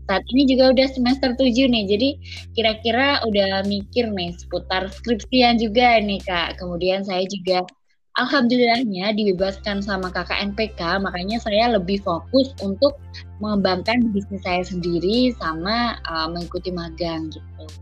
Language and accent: Indonesian; Ponorogo, East Java, Indonesia; Dan saya asalnya dari Ponorogo Jawa Timur.